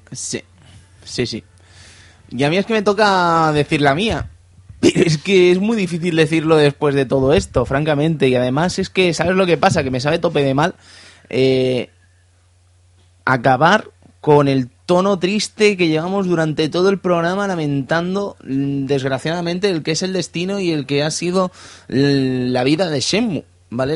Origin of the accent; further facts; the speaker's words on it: Cerdanyola del Vallès, Catalonia, Spain; Y de Sardañola del Vallés, la ciudad del peligro y la Uralita